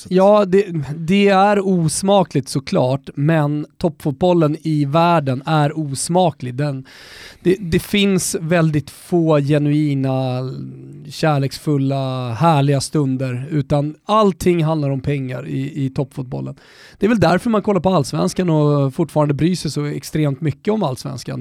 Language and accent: Swedish; Botkyrka, Stockholm County, Sweden; Jag är uppvuxen med honom i norra Botkyrka ner till Salem eh, i, i, under hela 90-talet